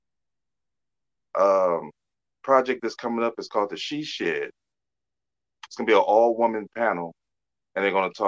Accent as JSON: {"language": "English", "town": "Detroit", "region": "Michigan", "country": "United States", "moved": "yes", "lives_now": "Arkansas, United States", "said": "I'm from Detroit, actually. Transport down here to Arkansas"}